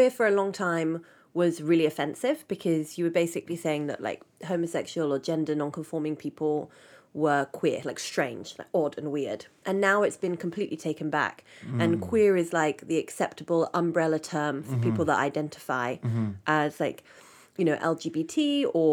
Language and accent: English; England, United Kingdom; We call it in England